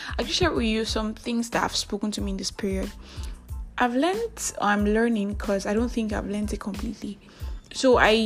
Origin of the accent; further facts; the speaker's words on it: Nigeria; I am that Nigerian Christian alcoholic